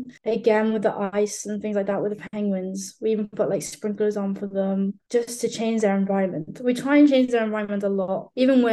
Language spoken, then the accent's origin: English; Ireland; now in United Kingdom; being Irish